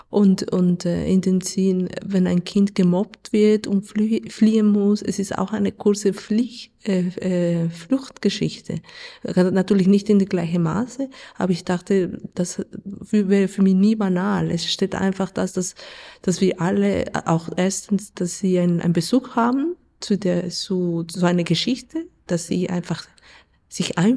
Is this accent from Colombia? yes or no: yes; Colombia; German is a second language; Also ich komme aus Kolumbien und Kolumbien ist ein Land mit Krieg. Wir haben einen Bürgerkrieg seit 70 Jahren. Und von dem her, das Thema Krieg ist für mich nicht neu. Ich bin so aufgewachsen in ein Land